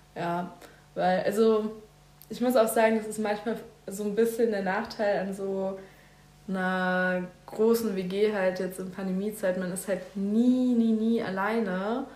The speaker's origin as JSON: {"language": "German", "region": "Berlin", "country": "Germany", "tie": "born or raised there", "moved": "as an adult", "lives_now": "Bavaria, Germany", "said": "Und ich bin in Berlin geboren. Ja. In Berlin Spandau streng genommen."}